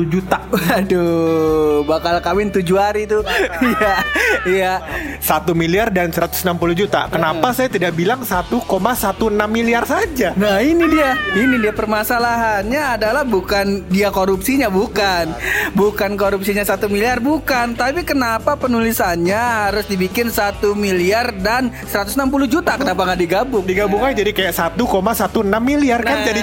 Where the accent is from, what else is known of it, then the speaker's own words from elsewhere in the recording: West Sumatra, Indonesia; Itu gua orang Awak. Nah, Sumatera Barat.